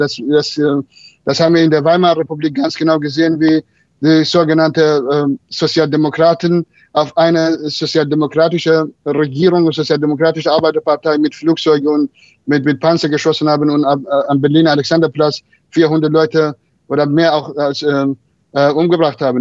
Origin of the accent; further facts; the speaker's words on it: Marivan, Kurdistan, Iran; German is a second language; moved away; meine Heimatstadt Merivan